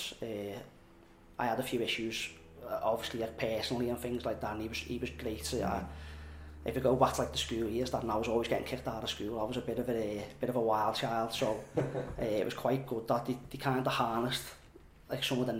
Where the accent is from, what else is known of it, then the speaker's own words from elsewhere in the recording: Halewood, North West England, United Kingdom; I'm from Halewood